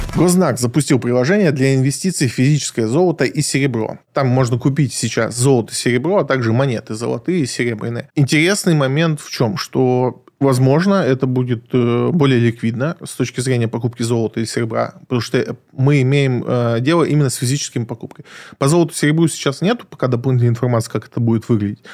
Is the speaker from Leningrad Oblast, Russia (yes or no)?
no; Krasnodar, Krasnodar Krai, Russia; now in Moscow, Russia; я родом из Краснодара